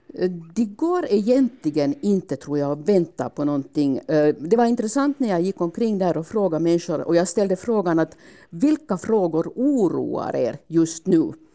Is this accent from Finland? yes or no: yes; Finland; hemma i Finland